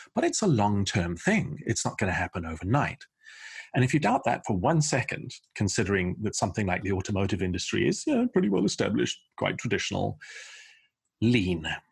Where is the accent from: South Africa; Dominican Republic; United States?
South Africa; moved away as an adult; also born or lived in Portsmouth, England / London, England; I was born in a harbour town called Portsmouth in the southeast of England, and my family emigrated by ship to South Africa in nineteen seventy-four, uh, which is where I went to school, went to university